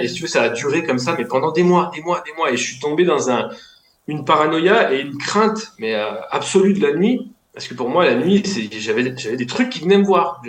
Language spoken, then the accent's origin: French; Lyon, Auvergne-Rhône-Alpes, France; je viens de Lyon